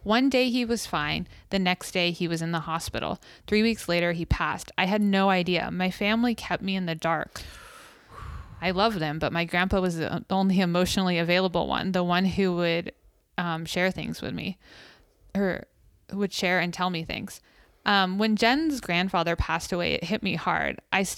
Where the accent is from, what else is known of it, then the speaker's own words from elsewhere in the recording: Clarence, New York, United States; I grew up in Clarence, New York, a very affluent part of Buffalo.